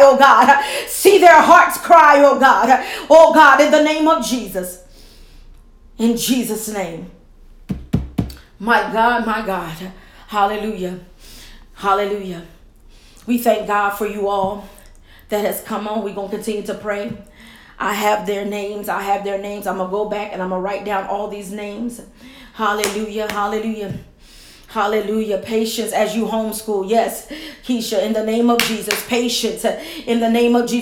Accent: Camden, New Jersey, United States; my hometown, Camden, New Jersey.

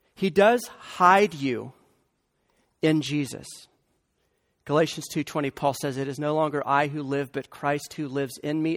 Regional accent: the Bible Belt, United States; I grew up in the Bible Belt

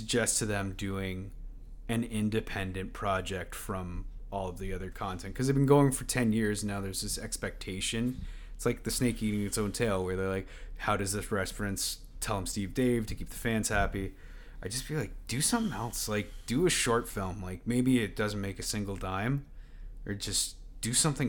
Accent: Canada; I'm pure Canadian

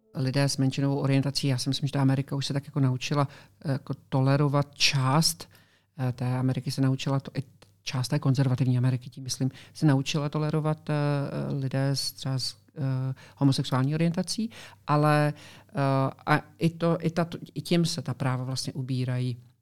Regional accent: Czechia; now in Florida, United States; s několika Čechy, co tam žijeme prostě v okolí našem

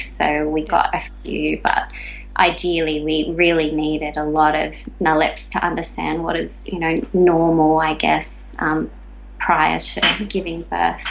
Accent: Australia; growing up in Australia

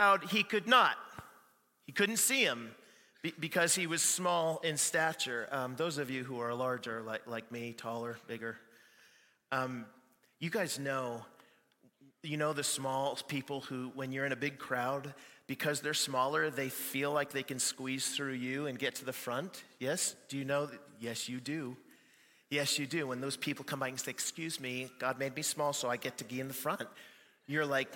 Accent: Canada; I'm Canadian too

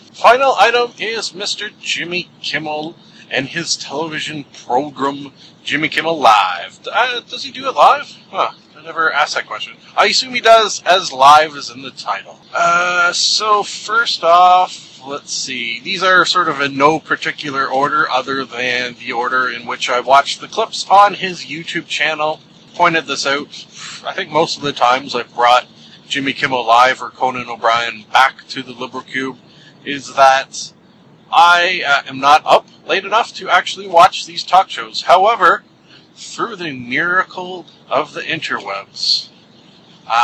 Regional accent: Canada; as a kid... in grade school, having to sing every day the Canadian National Anthem

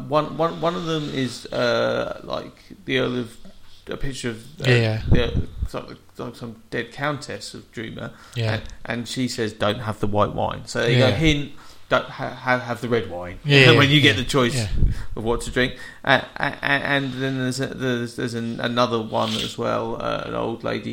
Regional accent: England, United Kingdom; I'm so English

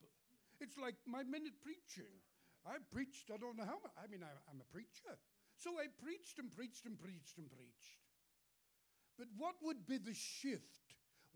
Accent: England, United Kingdom; moved away; And I'm from England. You can tell I'm not from the USA. I'm from England.

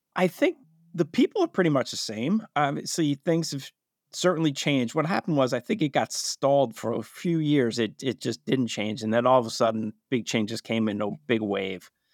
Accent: Fairfax, Virginia, United States; moved away as an adult; also born or lived in California; now in Baltimore, United States; I grew up in Fairfax, Virginia

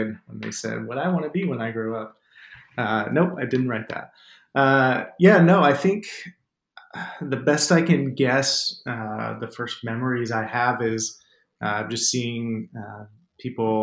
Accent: Tempe, Arizona, United States; born or raised there

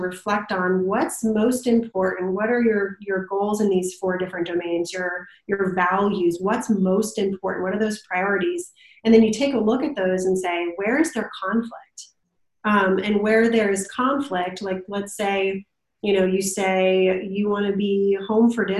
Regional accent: Canton, Ohio, United States; moved away as an adult; now in North Carolina, United States; me and my husband are from Ohio. So from Canton, Ohio, you know, Football Hall of Fame, and grew up there

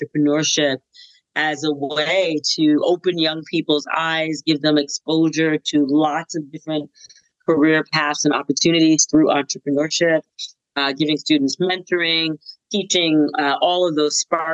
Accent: Boston, Massachusetts, United States; I grew up in the Black community in Roxbury, Massachusetts

